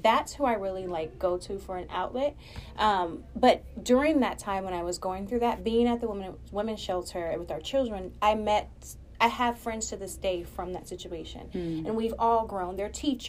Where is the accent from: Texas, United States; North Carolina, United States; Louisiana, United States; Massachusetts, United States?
Texas, United States; Austin; now in Houston, United States; I'm from Austin